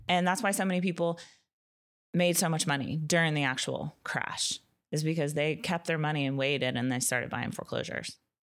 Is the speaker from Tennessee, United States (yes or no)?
yes; Nashville, Tennessee, United States; I'm from Nashville